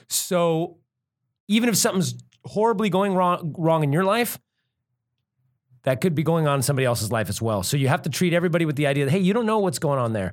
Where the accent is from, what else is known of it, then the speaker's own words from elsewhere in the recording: Bay Area, California, United States; also born or lived in Santa Cruz; We're from the Bay Area